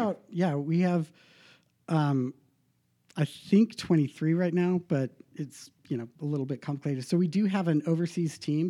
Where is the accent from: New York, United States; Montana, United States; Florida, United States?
Montana, United States; Bozeman; I was born in Bozeman